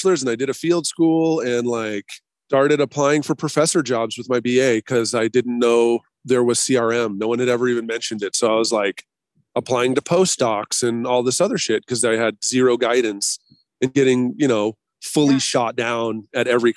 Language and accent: English; Boise, Idaho, United States; now in Bay Area, United States; I'm from Boise originally